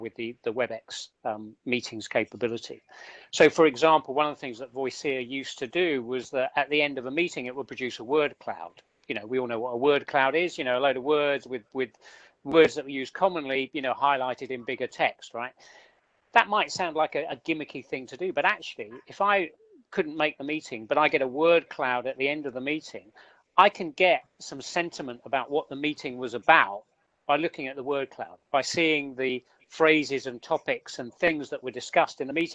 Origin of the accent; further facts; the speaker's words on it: United Kingdom; accent: southern; my southern accent